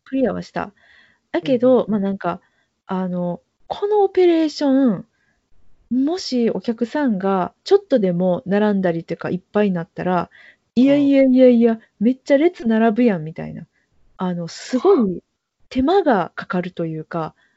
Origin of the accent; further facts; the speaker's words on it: Kobe, Hyogo, Japan; 地元のものです